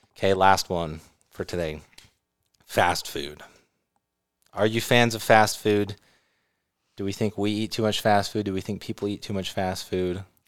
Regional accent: California, United States; living in California

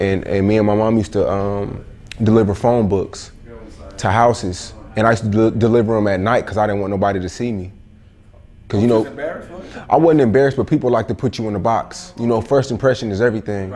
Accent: Arlington, Texas, United States; also born or lived in Philadelphia, Pennsylvania; I was raised in Arlington, Texas. That's where I was raised, so I claim it.

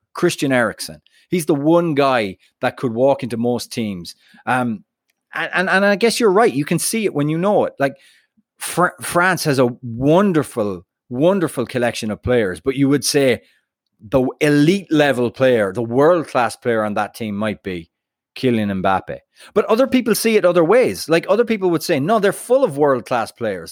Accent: United States; I'm American

